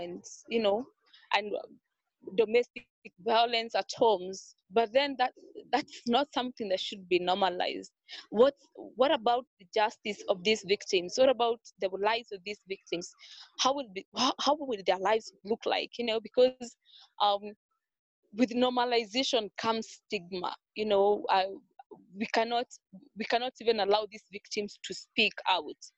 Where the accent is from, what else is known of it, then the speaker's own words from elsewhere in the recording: Nairobi, Kenya; So I grew up in Kayole. Kayole is an informal settlement in Nairobi.